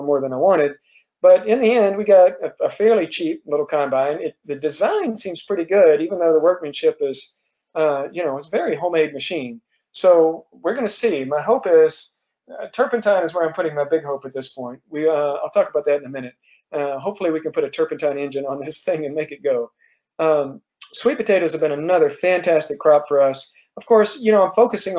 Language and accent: English; Georgia, United States; moved away; I grew up in the South, down in Georgia